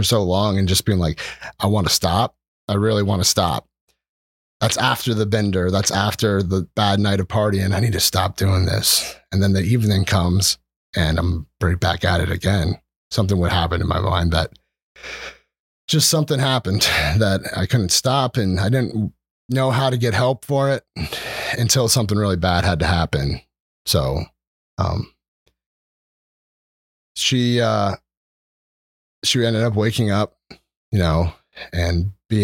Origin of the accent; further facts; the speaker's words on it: Oley Valley, outside Reading, Pennsylvania, United States; moved away as an adult; now in Breinigsville, United States; I grew up in Olde Valley. It's like a country town outside Reading